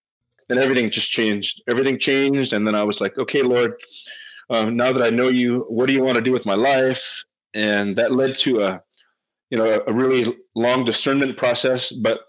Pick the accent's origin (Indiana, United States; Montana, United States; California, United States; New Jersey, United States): California, United States; Los Angeles; I grew up multiracial in Los Angeles. Like, when I was born, I was born in Goshen, in East LA, but by the time I really kind of was old enough to remember, or pretty much my whole life, I lived in Egypt